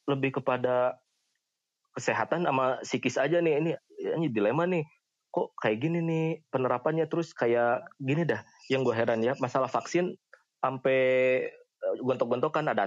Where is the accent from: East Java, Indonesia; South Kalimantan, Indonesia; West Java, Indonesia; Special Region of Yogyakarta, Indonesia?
West Java, Indonesia; Cianjur; di kayak di di kampung gua kayak gitu di kampung di Cianjur nih ya